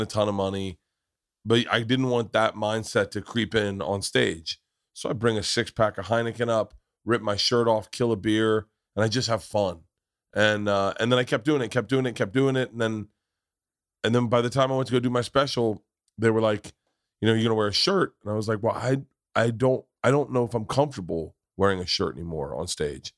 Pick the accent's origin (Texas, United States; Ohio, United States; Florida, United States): Florida, United States; Tampa; growing up in Tampa